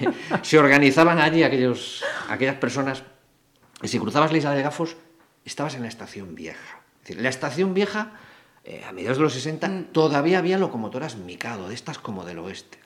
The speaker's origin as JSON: {"language": "Spanish", "town": "Pontevedra", "region": "Galicia", "country": "Spain", "tie": "born or raised there", "also_born_or_lived": "Moaña", "said": "soy pontevedrés"}